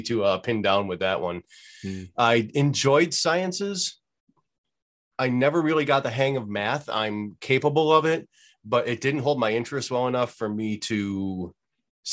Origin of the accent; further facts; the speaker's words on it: Evans, New York, United States; I grew up in just outside of Buffalo, New